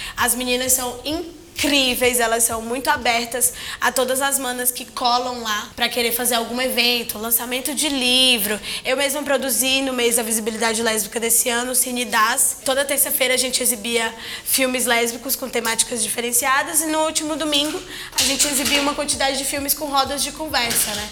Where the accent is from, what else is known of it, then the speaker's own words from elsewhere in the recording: Ceará, Brazil; eu sou cearense